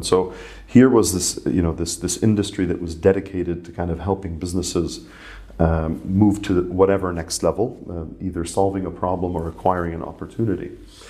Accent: Ras Tanura, Eastern Province, Saudi Arabia; And I grew up in Saudi Arabia.

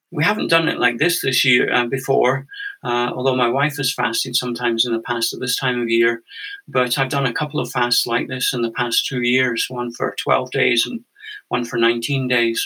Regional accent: Scotland, United Kingdom; moved away as an adult; also born or lived in Canada; now in Findhorn, United Kingdom; I'm Scottish originally. I grew up in a sort of very normal, conventional family

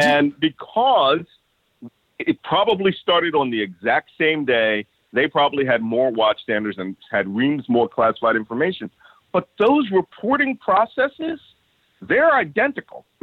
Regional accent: Philadelphia, Pennsylvania, United States; I was born and raised in Philadelphia.

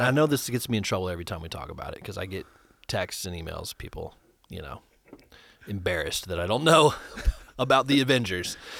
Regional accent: Ohio, United States; moved away as an adult; now in Nashville, United States; I moved here from Ohio twelve years ago

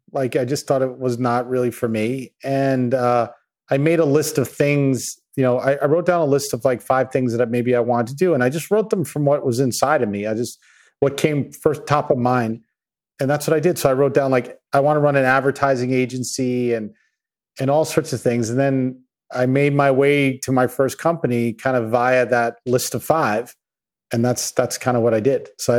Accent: Babylon, New York, United States; Yeah, so I grew up in Long Island in a place called Babylon, and middle class family.

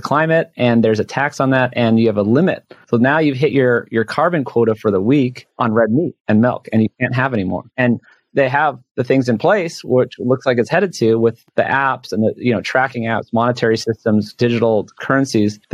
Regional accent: Hawaii, United States; moved away; I'm from Hawaii. I go back often

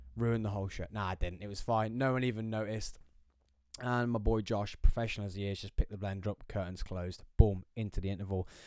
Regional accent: England, United Kingdom; being English, being British

